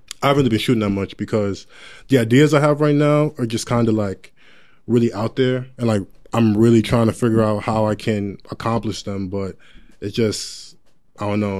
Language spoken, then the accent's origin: English; Long Island, New York, United States; I'm from Long Island, New York, 516